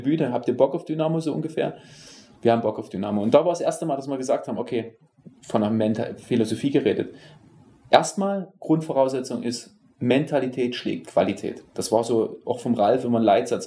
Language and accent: German; Dresden, Saxony, Germany; moved away; also born or lived in Berlin; gebürtiger Dresdner